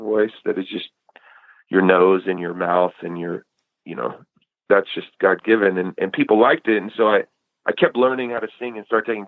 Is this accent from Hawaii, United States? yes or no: no; Eugene, Oregon, United States; moved away; also born or lived in Chico, California; I grew up as kind of like a skater kid in Eugene